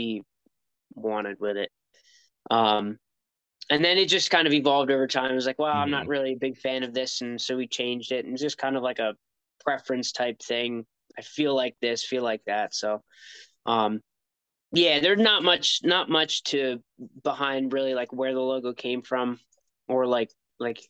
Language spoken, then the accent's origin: English; United States; I'm American and I take pride in being an American